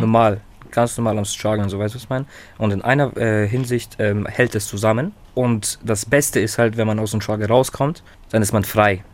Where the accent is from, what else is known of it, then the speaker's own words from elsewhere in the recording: Herzogenaurach, Bavaria, Germany; also born or lived in Kazakhstan; wir kommen aus Herzogenaurach